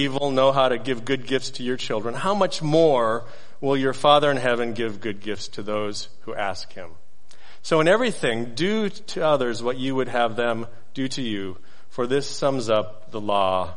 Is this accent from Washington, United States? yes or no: yes; Seattle, Washington, United States; now in Eagle River, United States; I'm originally from the Seattle area